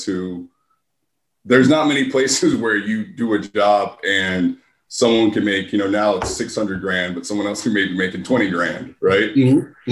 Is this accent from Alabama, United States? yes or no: no; Philadelphia, Pennsylvania, United States; I grew up in Philadelphia in the suburb